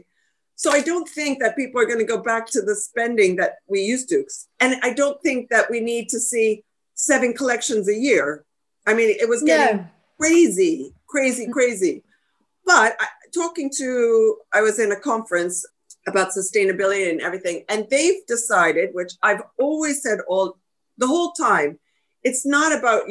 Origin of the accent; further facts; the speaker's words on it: New Jersey, United States; I grew up in New Jersey